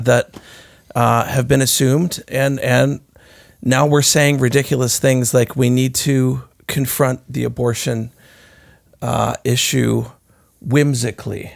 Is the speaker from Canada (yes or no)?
yes; Canada; as Canadians